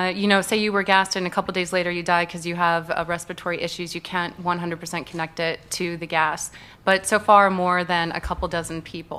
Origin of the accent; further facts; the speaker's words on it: Midwest, United States; And what really bothered me is because I grew up in the Midwest, and I know how the American people get taken advantage of.